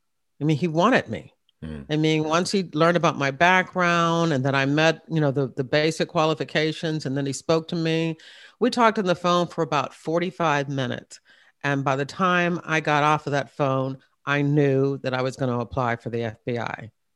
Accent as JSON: {"language": "English", "town": "Hampton", "region": "Virginia", "country": "United States", "said": "I was in Newport News, Virginia. I'm from the Hampton area. I'm really an Air Force brat, but my father retired after 21 years at Langley Air Force Base, and we were in Hampton."}